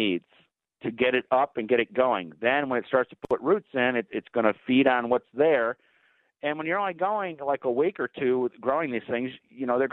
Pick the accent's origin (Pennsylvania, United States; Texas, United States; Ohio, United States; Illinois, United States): Ohio, United States; near Cleveland; moved away; I grew up near Cleveland